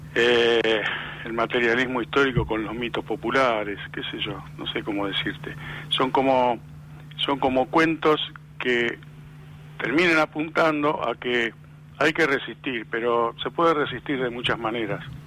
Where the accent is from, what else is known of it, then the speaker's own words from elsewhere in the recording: Lanús, Buenos Aires Province, Argentina; nací en Lanús, no, no en ese barrio, pero en otro también, barrio proletario